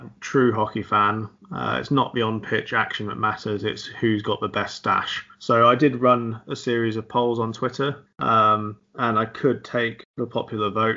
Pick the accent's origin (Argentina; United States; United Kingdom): United Kingdom; England; as an English British person